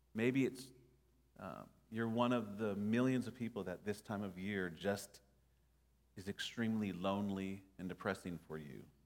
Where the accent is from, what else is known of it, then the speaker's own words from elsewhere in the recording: Nashville, Tennessee, United States; growing up in Nashville